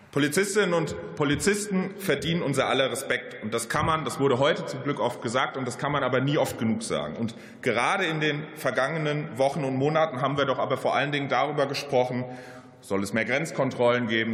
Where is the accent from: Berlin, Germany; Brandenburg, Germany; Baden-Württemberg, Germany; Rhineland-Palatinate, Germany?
Rhineland-Palatinate, Germany; Mainz; in meiner Heimat Mainz